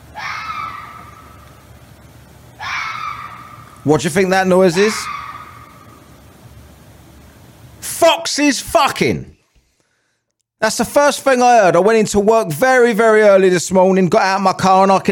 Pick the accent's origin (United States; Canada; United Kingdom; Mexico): United Kingdom; England; I'm from England